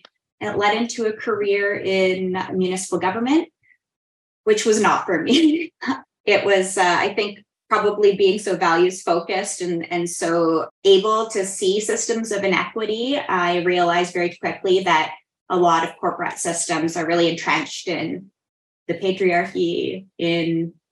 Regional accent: Nova Scotia, Canada; Yeah, I grew up in Nova Scotia. We were a military family. So most of my formative years were in the Annapolis Valley.

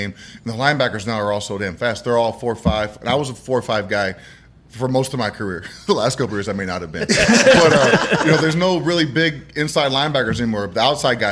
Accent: New Mexico, United States; moved away as an adult; also born or lived in Chicago; now in Arizona, United States; I grew up in New Mexico

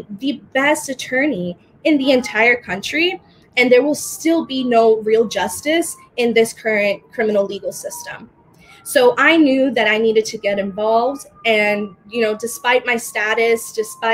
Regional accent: United States; also born or lived in Dominican Republic; I was born in the Dominican Republic and came here to America when I was 2 months old with my family. And despite growing up in America

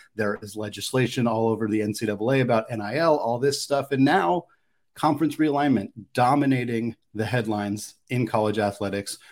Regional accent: Oregon, United States; moved away; also born or lived in Spokane, Washington; I'm a West Coast person, is born and raised in Oregon.

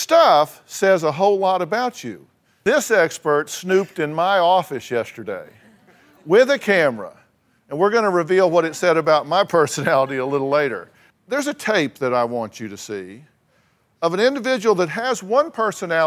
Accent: Texas, United States; I'm from Texas

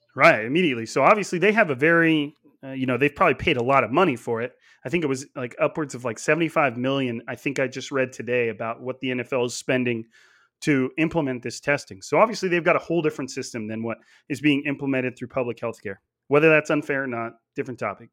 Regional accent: Clovis, California, United States; I actually grew up in Clovis, which is a, a suburb of Fresno, but it's all in Fresno County

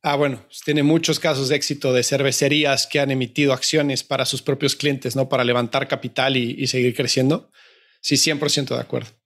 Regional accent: Mexico; México, yo soy mexicano

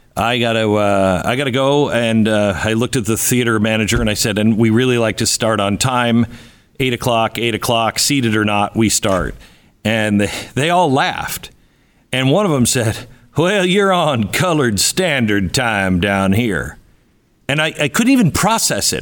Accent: Pacific Northwest, United States; I grew up in the Pacific Northwest

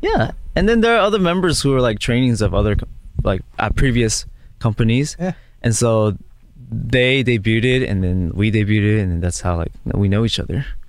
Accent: Los Angeles, California, United States; moved away; I'm so super honored and super humbled to be back in my hometown

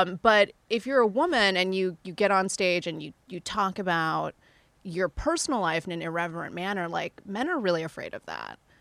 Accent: Indonesia; moved away; I grew up in Indonesia

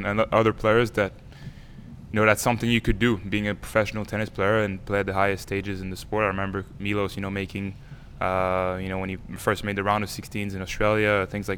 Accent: Canada; we grew up in cities in Canada

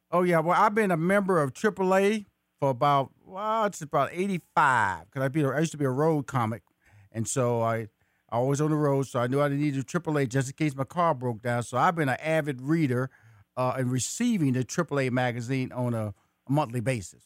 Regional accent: Houston, Texas, United States; I'm from Fifth Ward, Texas

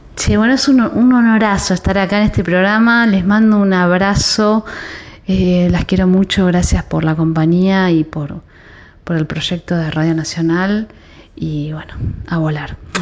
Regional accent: Buenos Aires Province, Argentina; yo soy una persona de conurbano, ¿no? Como que bonaerense

